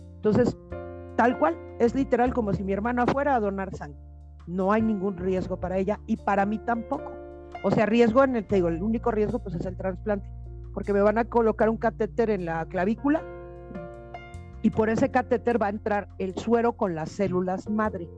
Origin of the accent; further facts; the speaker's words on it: Jalisco, Mexico; yo soy de Jalisco